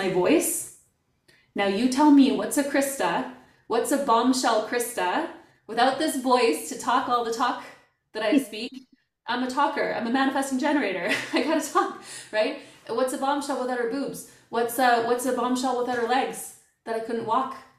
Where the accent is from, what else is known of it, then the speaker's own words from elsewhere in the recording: Canada; moved away as an adult; now in Germany; I'm Canadian, but I live in Germany. I'm an expat.